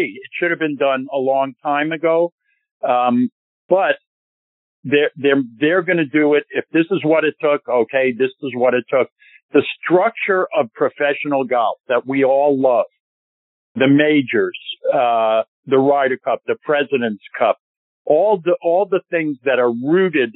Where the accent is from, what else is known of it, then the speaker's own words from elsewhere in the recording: New York, United States; I'm a New Yorker